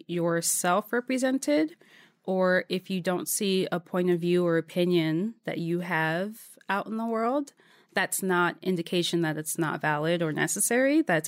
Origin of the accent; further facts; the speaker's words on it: Waldorf, Maryland, United States; also born or lived in Adelphi / Silver Spring; Yeah, so outside of D.C., first in Adelphi, Silver Spring area, and then in Waldorf, which is south of D.C.